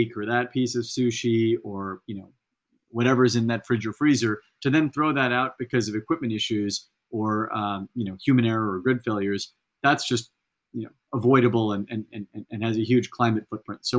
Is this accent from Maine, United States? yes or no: no; Central Valley, California, United States; I grew up in the Central Valley in California